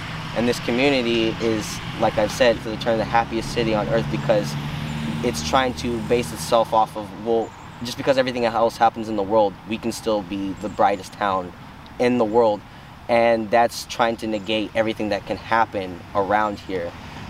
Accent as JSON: {"language": "English", "town": "San Dimas", "region": "California", "country": "United States", "tie": "born there", "also_born_or_lived": "Paso Robles", "lives_now": "San Luis Obispo, United States", "said": "I've lived in San Luis Obispo for 14 years alone. I was up in Paso Robles County prior to this, and I was born in San Dimas. So, kind of coming from LA County to here"}